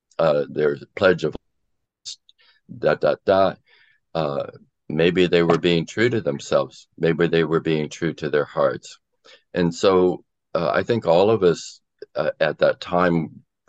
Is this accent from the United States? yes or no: yes; Florida, United States; I grew up in Florida, where I was in high school during the Cuban Missile Crisis.